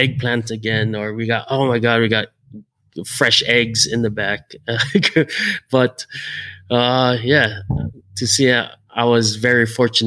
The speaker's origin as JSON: {"language": "English", "town": "Hilo", "region": "Hawaii", "country": "United States", "tie": "born or raised there", "said": "born and raised in Hawaii. Grew up on the Big Island in a small little sleepy rainy town called Hilo"}